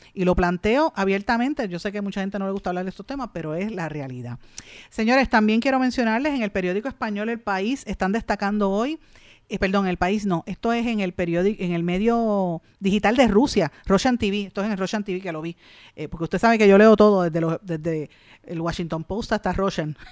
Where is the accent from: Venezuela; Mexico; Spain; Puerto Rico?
Puerto Rico